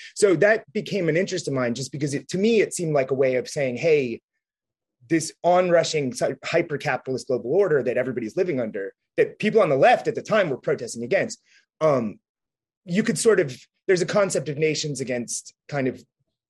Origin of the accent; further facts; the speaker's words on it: Cincinnati, Ohio, United States; moved away; So I grew up in Cincinnati.